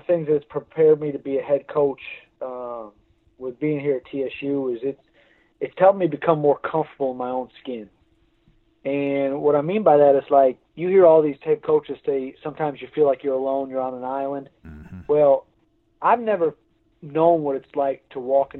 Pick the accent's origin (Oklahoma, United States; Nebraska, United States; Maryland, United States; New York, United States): New York, United States; moved away; also born or lived in Tennessee; I'm from New York